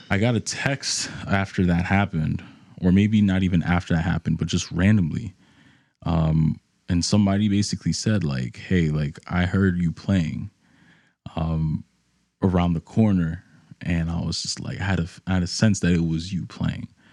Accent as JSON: {"language": "English", "town": "New York City", "region": "New York", "country": "United States", "tie": "born or raised there", "moved": "as an adult", "lives_now": "Nashville, United States", "said": "growing up in New York, you're exposed to hip hop, um, amongst other genres, um, especially where I was in the, in the Bronx"}